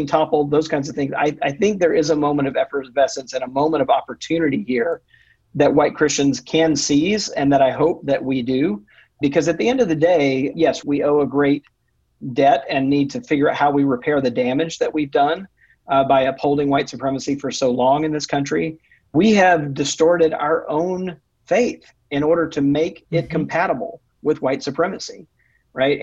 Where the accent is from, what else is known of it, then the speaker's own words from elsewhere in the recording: Mississippi, United States; my home state of Mississippi